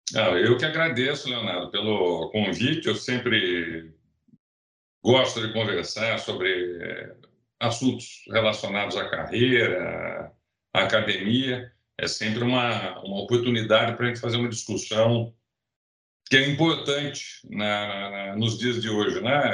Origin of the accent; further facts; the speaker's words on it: Rio Claro, São Paulo, Brazil; moved away as an adult; also born or lived in Ribeirão Preto; now in Viçosa, Brazil; Eu sou eu sou nascido em São Paulo, capital, mas eu, eu, eu cresci em Rio Claro